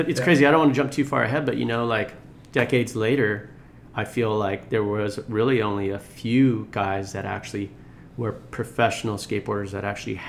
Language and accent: English; Long Beach, California, United States; then we moved to Long Beach. But I was born in Long Beach Memorial, and I consider myself a Long Beach native